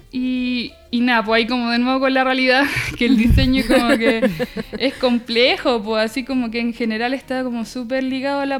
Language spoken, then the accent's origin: Spanish; Concepción, Biobío, Chile; soy de Conce, o sea, como que la mayoría de mi vida la viví en Conce.